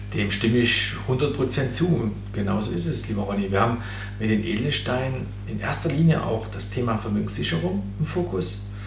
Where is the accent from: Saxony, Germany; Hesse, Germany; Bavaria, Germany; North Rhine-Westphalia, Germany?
Saxony, Germany; Erzgebirge; im Erzgebirge gefunden. Mhm äh, mein Heimatland oder Heimatregion